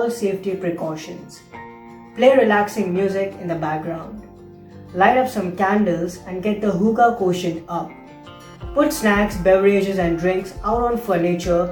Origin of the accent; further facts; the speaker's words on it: India; moved away; India, my home country